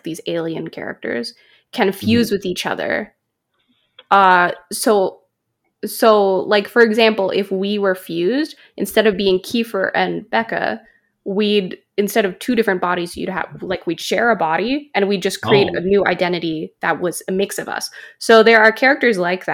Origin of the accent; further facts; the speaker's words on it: Canada; I'm a Canadian-Chinese girl